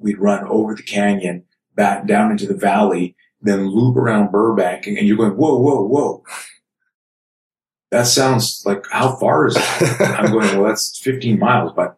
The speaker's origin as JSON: {"language": "English", "country": "Canada", "tie": "born or raised there", "said": "I grew up in Canada"}